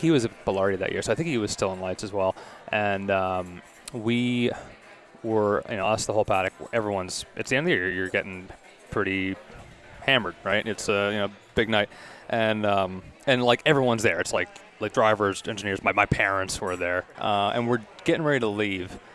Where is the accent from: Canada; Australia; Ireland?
Canada; Toronto, Ontario; also born or lived in Kingston, Ontario / Indianapolis, Indiana; grew up here, so my parents' place